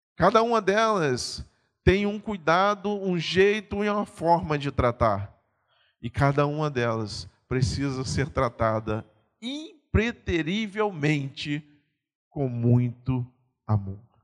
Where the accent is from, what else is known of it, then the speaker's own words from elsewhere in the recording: Pernambuco, Brazil; moved away; eu sou pernambucano